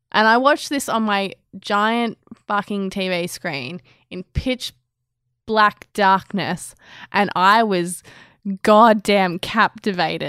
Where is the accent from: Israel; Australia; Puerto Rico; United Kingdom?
Australia; we're Australian